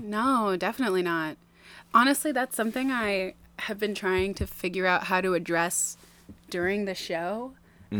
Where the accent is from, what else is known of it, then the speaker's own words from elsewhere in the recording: Maine, United States; also born or lived in New Jersey / Tampa, Florida; we moved here in January, 1995